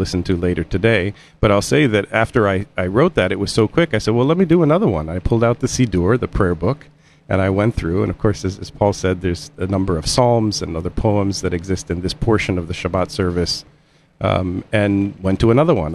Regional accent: Indiana, United States; now in Connecticut, United States; I'm from Indiana

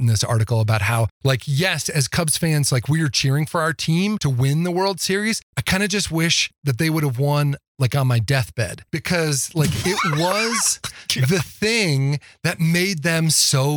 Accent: outside of Chicago, Illinois, United States; also born or lived in Midwest; now in Fort Collins, United States; I grew up outside of Chicago

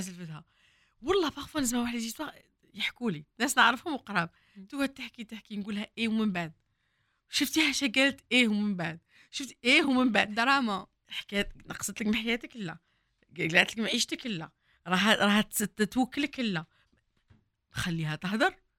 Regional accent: Oran, Oran Province, Algeria; وين كبرت كنا نسكنوا في الكرمه

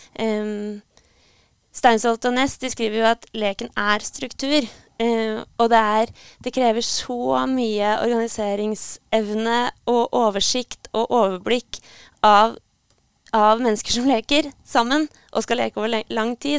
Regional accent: Hamar, Innlandet, Norway; moved away as an adult; also born or lived in Trondheim; jeg kommer opprinnelig fra Hamar. Og flytta til Trondheim for å studere

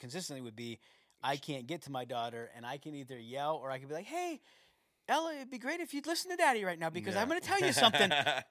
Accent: United States; I'm American.

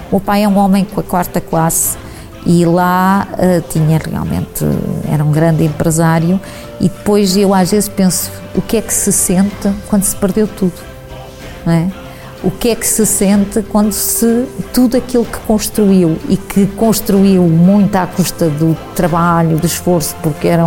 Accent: Portugal; also born or lived in Nova Lisboa, Angola; os quatro nascemos uh, em Nova Lisboa, atual Uambo, uh, e viemos, eu vim, que tinha seis anos quando vim para Portugal.

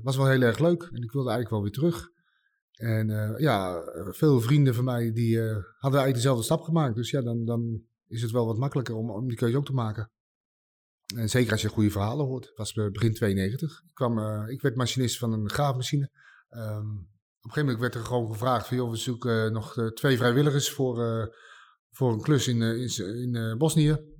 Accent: Nieuwegein, Utrecht, Netherlands; Ik kom uit Nieuwegein

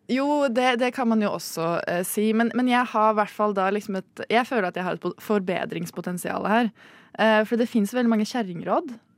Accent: Rjukan, Vestfold og Telemark, Norway; Vel, jeg er fra uh, i midten av Norge. Jeg er fra Tinn. Rjukan

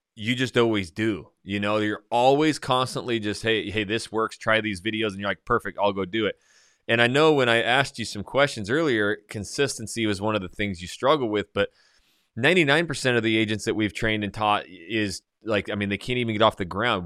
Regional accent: North Idaho, United States; I am very, you know, redneck, I come from North Idaho, hunting, shooting, fishing, it's just my life

